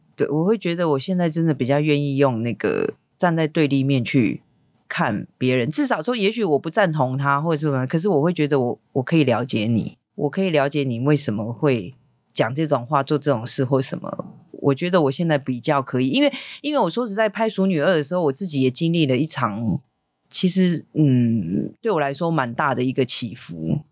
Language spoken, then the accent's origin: Chinese; Taipei, Taiwan; also born or lived in Keelung / Hualien; 在上台北念小学